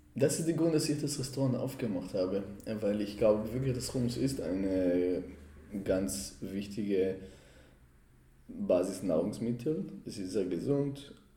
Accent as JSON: {"language": "German", "town": "Jerusalem", "region": "Jerusalem District", "country": "Israel", "tie": "born or raised there", "second_language": "German", "moved": "yes", "lives_now": "Germany", "said": "Ich komme aus Jerusalem und ich verbinde damit, dass schon als Kinder meine Mutter hat uns oder meine Eltern haben uns zu Abu Ghosh genommen"}